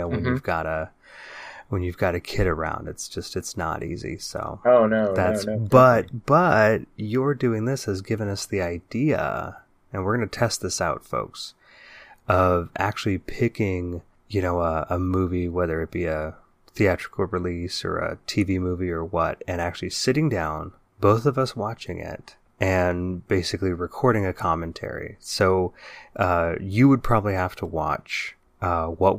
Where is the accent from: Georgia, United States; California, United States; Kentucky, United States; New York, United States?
California, United States; Bay Area; growing up in the Bay Area during the 80s and 90s